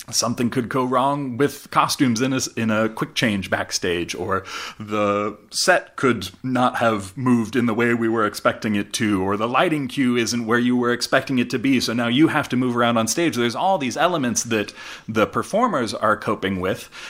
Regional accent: Alaska, United States; moved away as an adult; also born or lived in Boulder, Colorado; now in Winston-Salem, United States; I grew up in Alaska. Uh, I grew up playing with the symphony and going to symphony

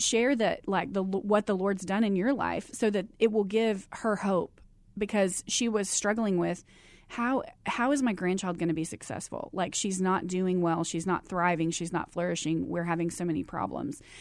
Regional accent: Abilene, Texas, United States; moved away as an adult; now in Arizona, United States; I grew up in Abilene, Texas

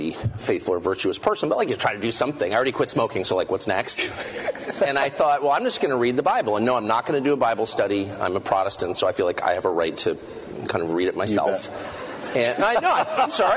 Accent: United States; I'm American.

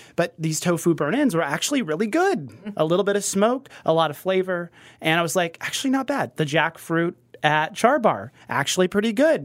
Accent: Kansas City, Missouri, United States; now in New York, United States; were both from Kansas City, we both were Mizzou grads

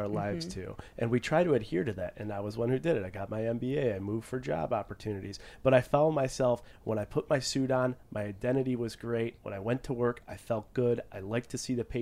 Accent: Buffalo, New York, United States; I was born and raised in Buffalo, New York

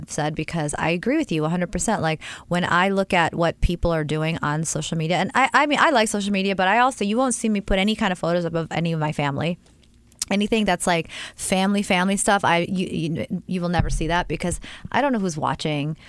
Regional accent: New York, United States; Also, I'm like over... a New Yorker.

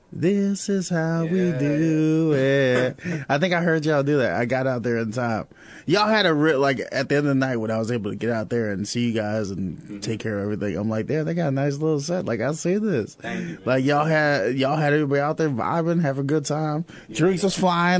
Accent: Chicago, Illinois, United States; now in Peoria, United States; I'm from Chicago

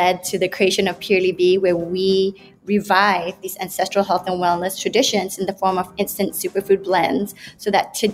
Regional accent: Malaysia; also born or lived in United Kingdom; I come from Malaysia, lived there most of my life, and studied in the UK.

